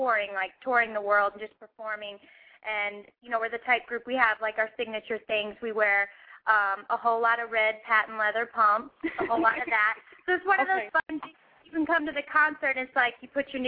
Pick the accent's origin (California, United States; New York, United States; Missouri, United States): Missouri, United States; St. Louis; I'm from St. Louis